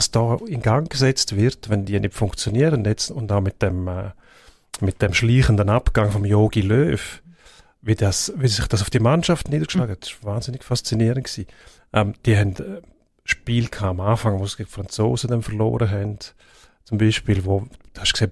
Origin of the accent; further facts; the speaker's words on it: Switzerland; als Schweizer bist du immer noch der Aussenseiter gewesen